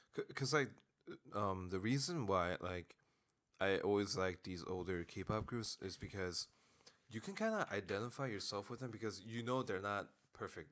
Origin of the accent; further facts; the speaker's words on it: South Korea; I was born in Korea